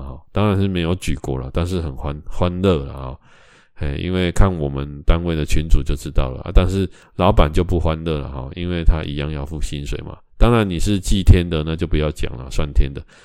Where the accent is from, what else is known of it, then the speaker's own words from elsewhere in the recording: Taiwan; 我们台湾人